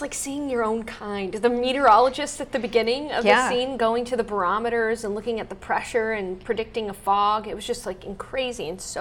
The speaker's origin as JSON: {"language": "English", "town": "San Antonio", "region": "Texas", "country": "United States", "tie": "born or raised there", "said": "I'm from San Antonio and went to high school here"}